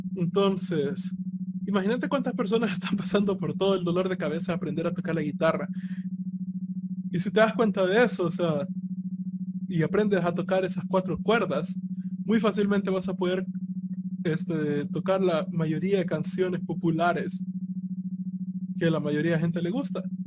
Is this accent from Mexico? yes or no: no; El Salvador; nosotros somos salvadoreños